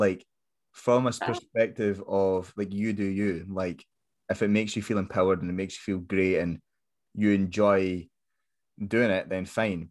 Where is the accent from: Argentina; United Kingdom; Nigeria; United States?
United Kingdom; Scotland; we're Scottish